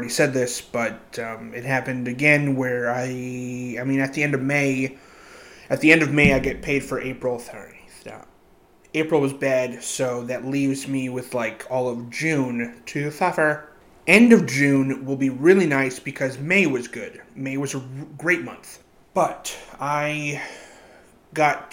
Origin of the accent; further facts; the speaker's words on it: Brazil; moved away; I grew up in Brazil.